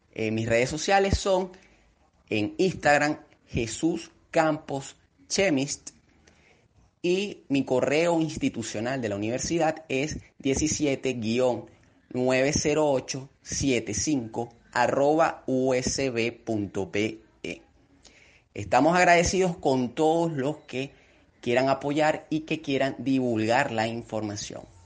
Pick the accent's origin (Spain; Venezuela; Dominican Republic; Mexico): Venezuela; los venezolanos estamos comprometidos con el desarrollo científico y tecnológico